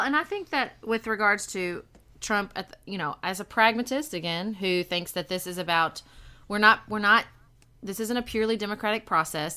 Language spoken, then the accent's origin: English; Western Kentucky, United States; moved away as an adult; I'm from Western Kentucky